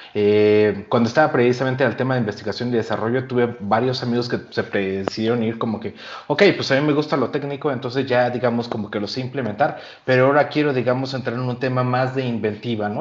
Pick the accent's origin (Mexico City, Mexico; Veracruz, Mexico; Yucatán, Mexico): Yucatán, Mexico; yo soy yucateco